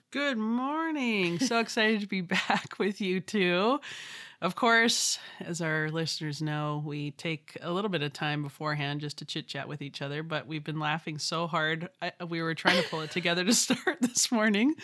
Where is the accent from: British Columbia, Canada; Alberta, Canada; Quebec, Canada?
British Columbia, Canada; Vancouver; I'm from Vancouver, British Columbia. So I'm Canadian, a proud Canadian.